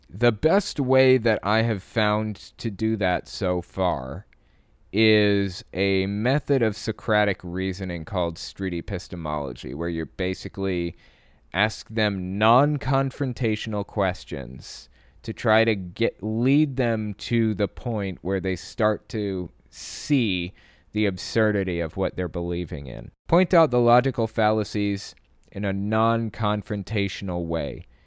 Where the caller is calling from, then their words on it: California, United States; Hi, Owen. … I'm from Bay Area, California.